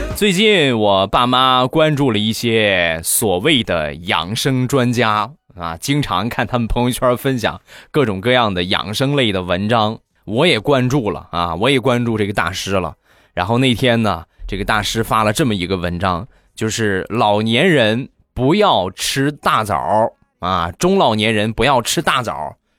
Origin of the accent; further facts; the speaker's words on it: Rizhao, Shandong, China; 我家乡的特产，日照绿茶